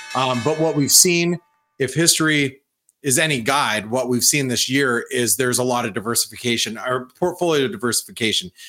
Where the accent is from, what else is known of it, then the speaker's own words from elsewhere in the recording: United States; being an American, being a boots on the ground American that I am